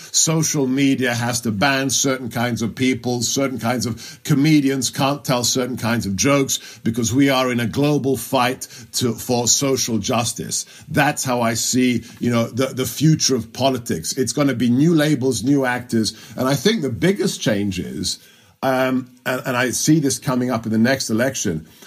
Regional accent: London, United Kingdom; now in United States; I go back to growing up in West London. I grew up in Ealing.

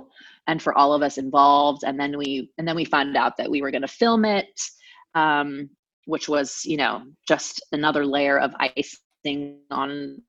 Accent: Anaheim, California, United States; I grew up in Orange County, California, which is about an hour south of LA, in Anaheim specifically

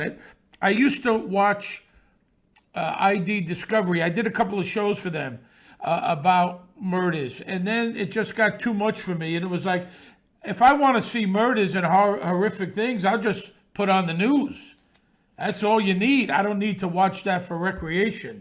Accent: New York City, New York, United States; I grew up around this in Bensonhurst in the 60s and 70s.

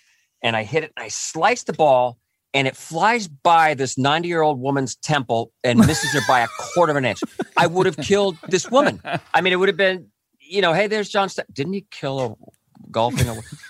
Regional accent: Cypress, California, United States; I grew up in Orange County. I can't remember it was in Cypress

